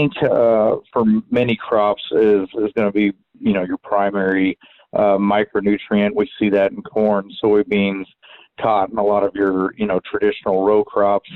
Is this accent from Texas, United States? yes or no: yes; Southeast Texas, United States; now in College Station, United States; I come from Southeast Texas. I live in College Station, Texas